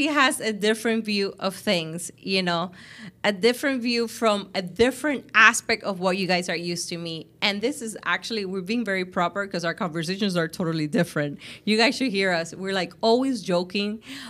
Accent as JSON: {"language": "English", "country": "Cuba", "said": "I know you come from, you know, where we come from Cuba and our backgrounds and where you are now"}